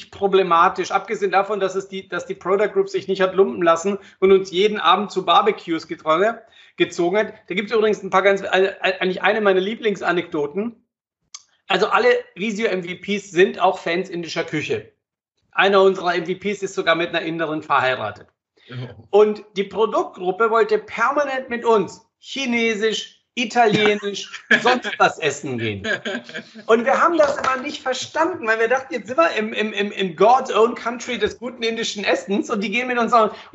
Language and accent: German; Croatia; Und ja, gut, ich bin ja Kroate, ich habe ein Haus da am Meer.